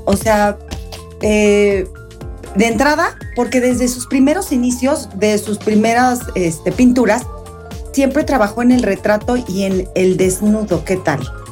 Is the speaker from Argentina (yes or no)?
no; Mexico; nosotros como mexicanos